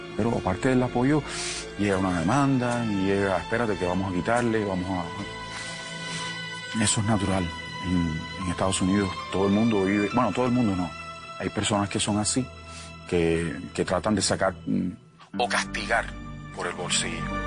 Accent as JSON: {"language": "Spanish", "country": "Cuba", "also_born_or_lived": "Miami / Colombia", "moved": "as an adult", "said": "al no tener mi país, eh, Cuba"}